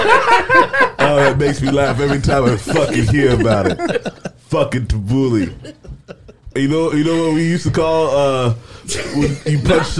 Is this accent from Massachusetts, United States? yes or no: yes; Boston, Massachusetts, United States; Listen, I'm from Boston.